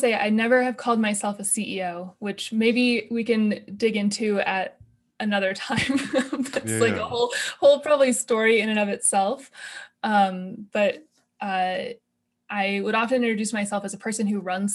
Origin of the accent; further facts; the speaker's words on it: Olympia, Washington, United States; moved away as an adult; also born or lived in Kentucky; I've lived in the Northwest my entire life. I grew up in Olympia